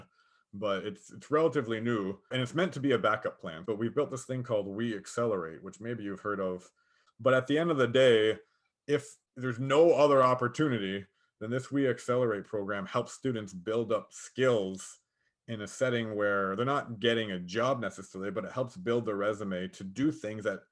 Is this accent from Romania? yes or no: no; Niagara, Ontario, Canada; I'm from Niagara. So when I worked at the border, I worked at the Niagara border